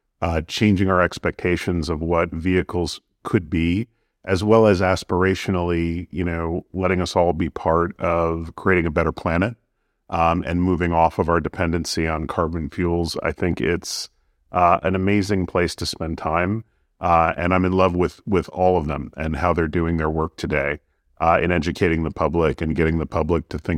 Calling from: New York, United States; I'm in New York.

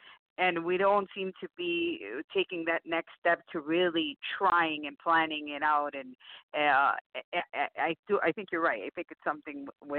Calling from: Tampa, Florida, United States; Tampa, Florida.

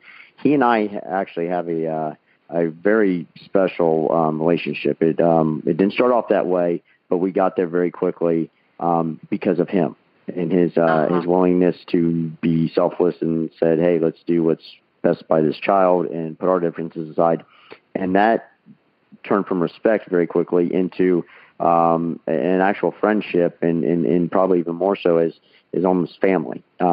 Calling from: Columbus, Ohio, United States; I'm calling from Columbus, Ohio as well.

